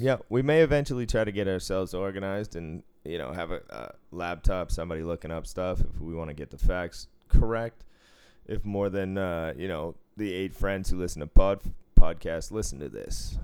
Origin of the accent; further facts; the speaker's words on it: Cambridge, Massachusetts, United States; moved away as an adult; also born or lived in Boston, Massachusetts / Sudbury, Massachusetts / Portland, Oregon / Rhode Island; I was taken to Cambridge, Massachusetts. I was raised there till I was twelve. Then I moved to the suburbs, uh, Sudbury, Massachusetts